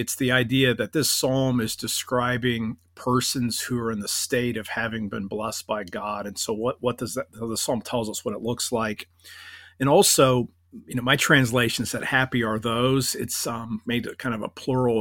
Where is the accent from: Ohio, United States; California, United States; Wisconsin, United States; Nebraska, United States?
Ohio, United States; Akron; moved away as an adult; now in Orlando, United States; I grew up in, uh, Northeast Ohio in, in Akron